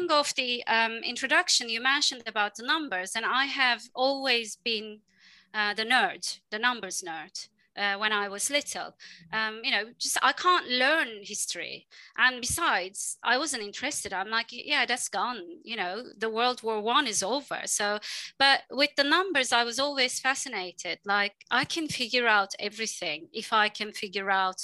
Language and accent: English; Istanbul, Turkey; moved away as an adult; also born or lived in Dublin, Ireland; a girl from Istanbul. I'm from Istanbul originally